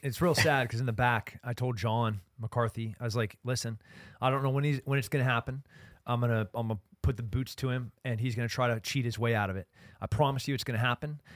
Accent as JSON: {"language": "English", "area": "Central Coast", "region": "California", "country": "United States", "tie": "born or raised there", "said": "growing up in California, being a Central Coast kid"}